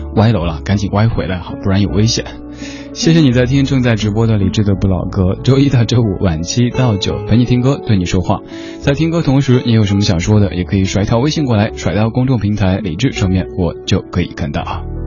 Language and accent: Chinese; Chengdu, Sichuan, China; 作为一个成都人，连麻将都不认识